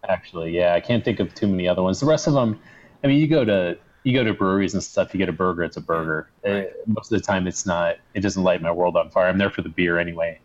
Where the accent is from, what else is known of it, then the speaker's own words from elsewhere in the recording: United States; moved away; also born or lived in Arizona; Harris Pizza in my hometown